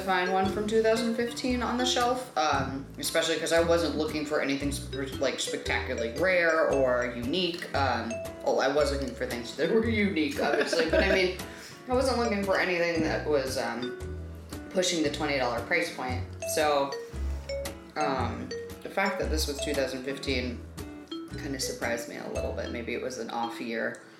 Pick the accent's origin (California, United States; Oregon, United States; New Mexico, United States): New Mexico, United States; I grew up in New Mexico. We both grew up in New Mexico, actually.